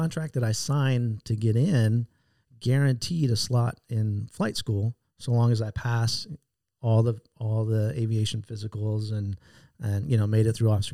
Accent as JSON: {"language": "English", "town": "San Diego", "region": "California", "country": "United States", "tie": "born or raised there", "said": "Born and raised in San Diego"}